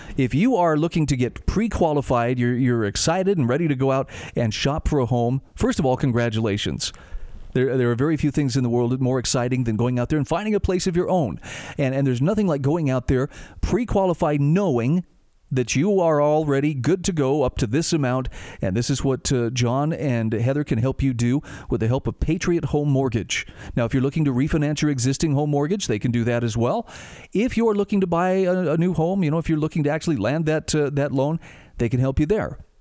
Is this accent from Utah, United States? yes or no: yes; Utah, United States; a conservative governor in my home state of Utah